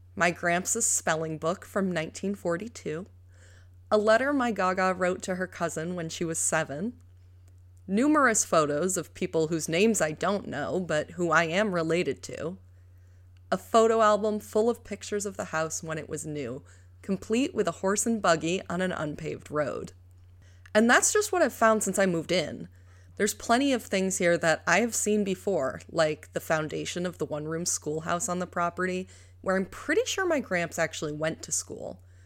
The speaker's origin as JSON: {"language": "English", "region": "New York", "country": "United States", "tie": "born or raised there", "said": "I adore New York, my home state"}